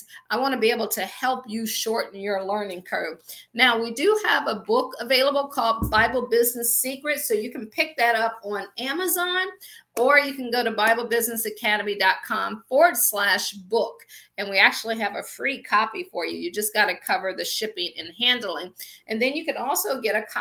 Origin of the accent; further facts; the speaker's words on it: Akron, Ohio, United States; moved away as an adult; also born or lived in Washington, D.C. / Baltimore / Pittsburgh; I am from Akron, Ohio. I always joke and say I grew up shy, sheltered in church basically 6 days a week.